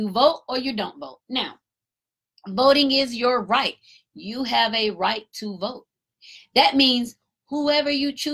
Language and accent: English; Marietta, Georgia, United States; That's my hometown, Cobb County. I'm from Marietta